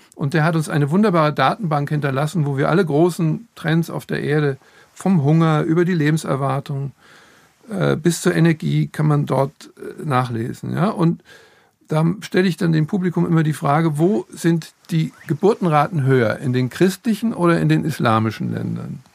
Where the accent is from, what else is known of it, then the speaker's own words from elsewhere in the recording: Frankfurt, Hesse, Germany; ich komme aus Frankfurt